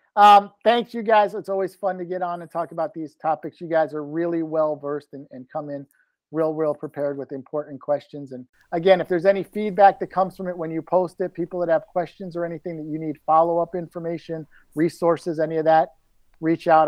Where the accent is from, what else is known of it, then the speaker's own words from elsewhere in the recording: Florida, United States; Grew up on the ocean side, live on the Gulf side.